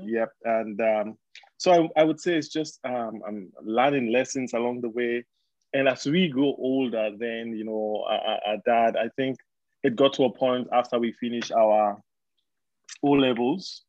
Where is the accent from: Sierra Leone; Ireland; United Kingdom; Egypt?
Sierra Leone; we we we grew up in Sierra Leone